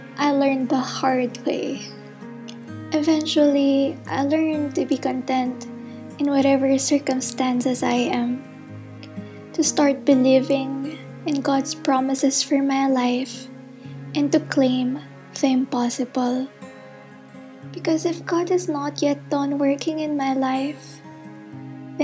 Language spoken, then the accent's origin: English; Philippines; I'm a postgraduate intern from the Philippines